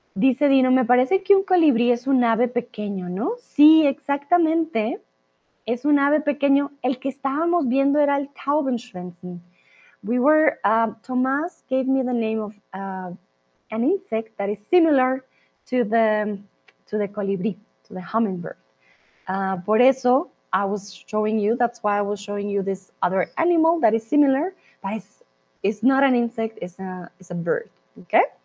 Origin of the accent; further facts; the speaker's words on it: Colombia; soy de Colombia